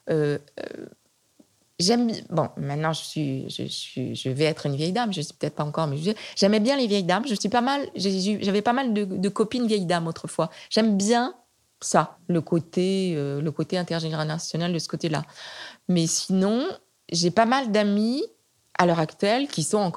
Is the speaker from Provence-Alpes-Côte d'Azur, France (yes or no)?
yes; Provence-Alpes-Côte d'Azur, France; et chez moi, en Provence, il y a des petites collines légères et c'est très agréable.